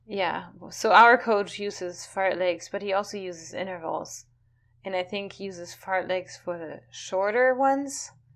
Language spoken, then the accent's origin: English; California, United States; now in Florida, United States; I come from California